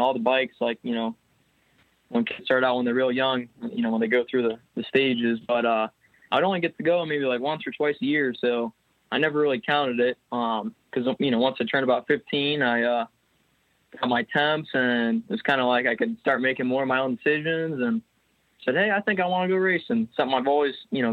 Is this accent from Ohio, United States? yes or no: yes; Medina, Ohio, United States; also born or lived in Akron, Ohio; I was born in Medina, Ohio.